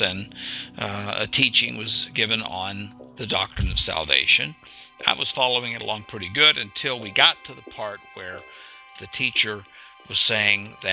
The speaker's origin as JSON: {"language": "English", "region": "Arkansas", "country": "United States", "tie": "born or raised there", "said": "I grew up in Arkansas"}